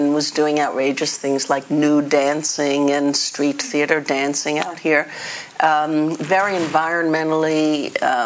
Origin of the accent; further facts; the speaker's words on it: New York City, New York, United States; moved away; I was born in the Bronx